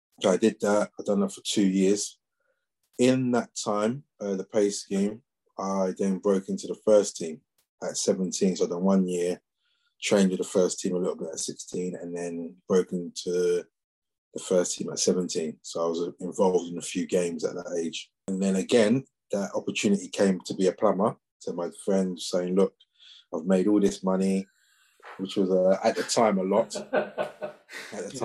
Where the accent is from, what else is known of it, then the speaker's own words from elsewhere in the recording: Gravesend, South East England, United Kingdom; also born or lived in London; when I moved to Gravesend from London at the age of 11